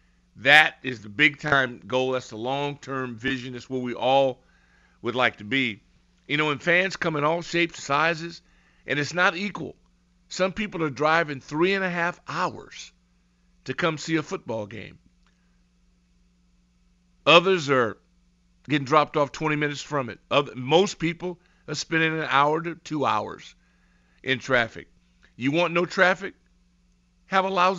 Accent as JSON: {"language": "English", "region": "Southern California", "country": "United States", "tie": "born or raised there", "also_born_or_lived": "Los Angeles", "moved": "as an adult", "lives_now": "Washington, D.C., United States", "said": "I grew up in Southern California"}